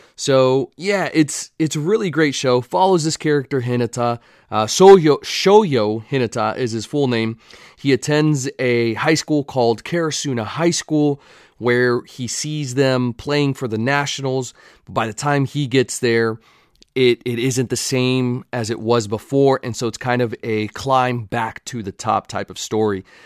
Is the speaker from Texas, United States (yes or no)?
yes; Texas, United States; accent: Texan; I had a Texas jersey